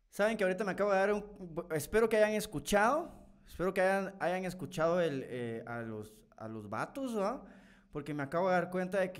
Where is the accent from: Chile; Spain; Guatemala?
Guatemala; Retalhuleu; Fíjate que yo soy de Reu y sí fue cierto, pero que agarraron bastante mala por todo Reu